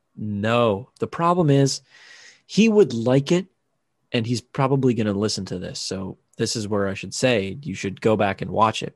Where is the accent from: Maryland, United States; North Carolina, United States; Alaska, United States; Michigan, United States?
Maryland, United States; Chesapeake Bay area near Annapolis; born or raised there; moved away as an adult